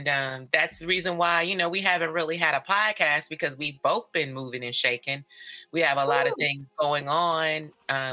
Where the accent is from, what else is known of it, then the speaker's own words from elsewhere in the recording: Northern California, United States; I was raised in Northern California